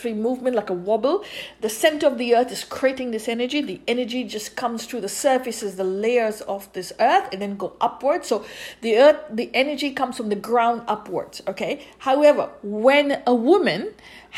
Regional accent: India; I grew up in India

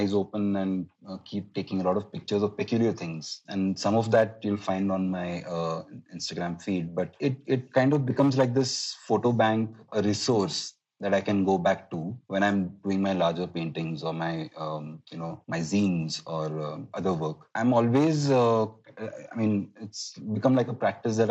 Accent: Mumbai, Maharashtra, India; my hometown where I grew up.

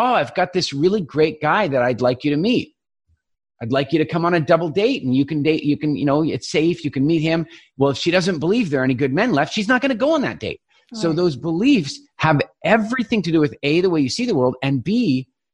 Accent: Eastern Canada, Canada; I grew up in Eastern Canada.

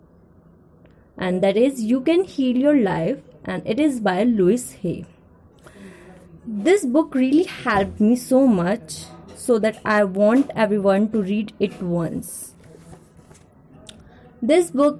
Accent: Ghaziabad, Uttar Pradesh, India; I am from Ghaziabad

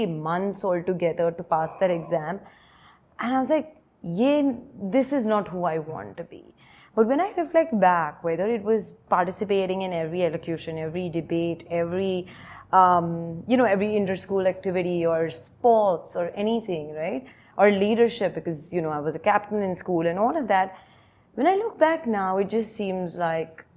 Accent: Mumbai, Maharashtra, India; Born and brought up in Bombay, I'm one of four daughters

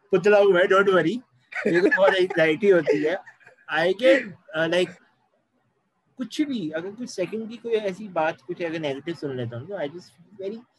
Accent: India; proud कि हम ऐसी कंट्री से हैं जहाँ

